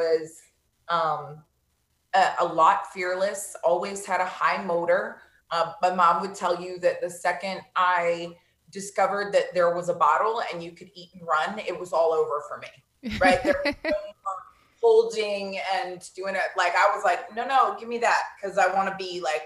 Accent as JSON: {"language": "English", "town": "Vero Beach", "region": "Florida", "country": "United States", "tie": "born or raised there", "said": "I was born and raised in Vero Beach, Florida."}